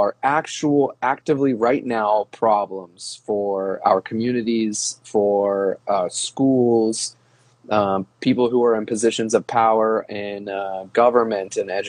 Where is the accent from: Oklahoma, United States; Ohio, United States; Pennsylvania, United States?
Ohio, United States; I grew up in Ohio